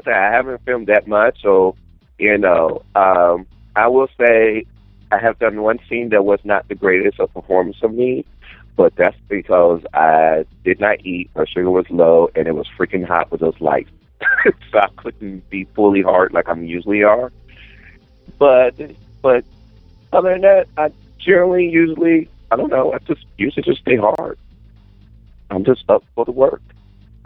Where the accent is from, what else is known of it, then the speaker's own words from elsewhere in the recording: the South, United States; I'm from the South